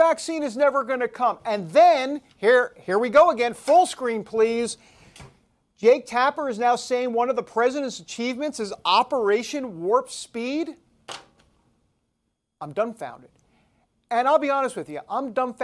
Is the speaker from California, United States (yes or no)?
no; New York, United States; I'm from New York